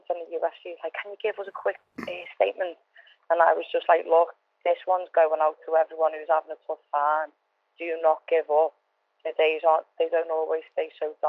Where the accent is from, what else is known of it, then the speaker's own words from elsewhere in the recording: Liverpool, North West England, United Kingdom; I'm from Norris Green, I'm from a tough area, and I'm a tough cat